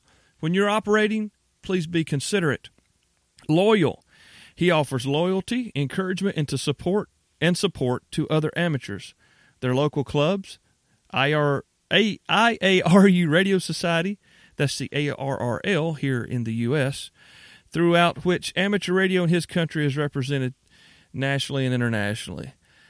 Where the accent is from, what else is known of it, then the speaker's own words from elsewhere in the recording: the South, United States; I'm from the South. By and large, most Southerners are polite people.